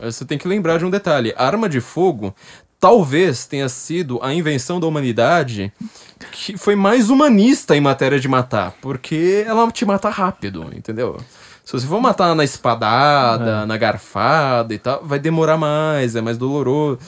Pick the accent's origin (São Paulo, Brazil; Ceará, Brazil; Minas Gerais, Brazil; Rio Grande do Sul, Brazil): São Paulo, Brazil; Eu sou uma pessoa da periferia. Eu sou da zona norte de São Paulo.